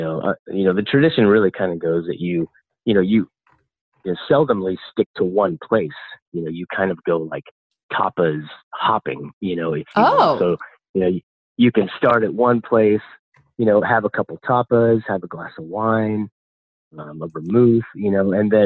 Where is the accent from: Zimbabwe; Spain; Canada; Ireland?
Spain; now in Portland, United States; I'm originally from Spain